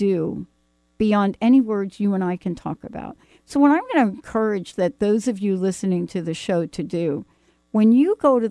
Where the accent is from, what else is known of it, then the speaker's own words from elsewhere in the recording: New York City, New York, United States; now in Pacific Northwest, United States; I'm a girl from the Bronx